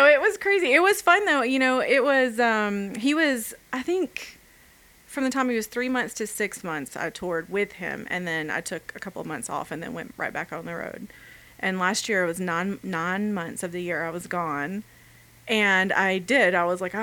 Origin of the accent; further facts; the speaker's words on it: Alabama, United States; moved away; I'm from Alabama